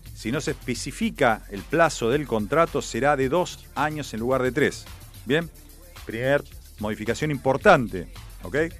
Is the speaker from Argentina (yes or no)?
yes; Argentina; Somos argentinos